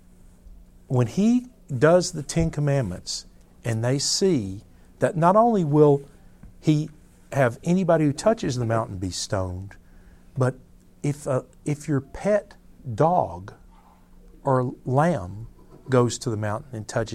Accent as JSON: {"language": "English", "region": "Tennessee", "country": "United States", "said": "I'm from Tennessee. We have mountains"}